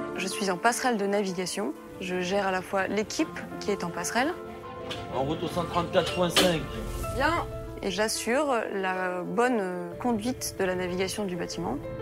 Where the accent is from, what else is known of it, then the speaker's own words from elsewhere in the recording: Limoges, Nouvelle-Aquitaine, France; je viens de Limoges